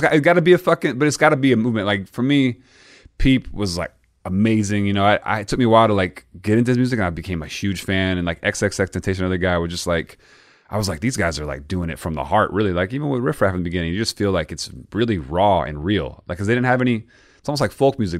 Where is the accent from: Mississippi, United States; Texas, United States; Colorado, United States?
Mississippi, United States; moved away; also born or lived in Florida; I'm born in Mississippi